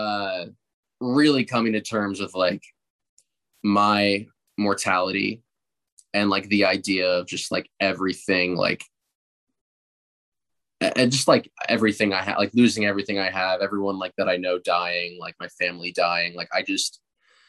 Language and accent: English; New Jersey, United States; I'm from New Jersey